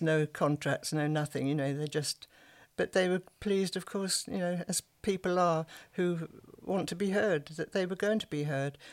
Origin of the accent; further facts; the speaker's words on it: Sussex, South East England, United Kingdom; accent: Sussex; also born or lived in South London; my Sussex voice